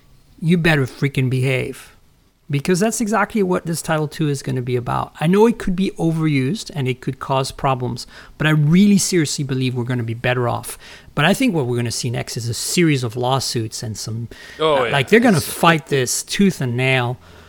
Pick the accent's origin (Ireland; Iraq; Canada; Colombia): Canada; also born or lived in France; now in United States; Look, I grew up in Canada, which is a socialist country. I grew up in France, which is a socialist country.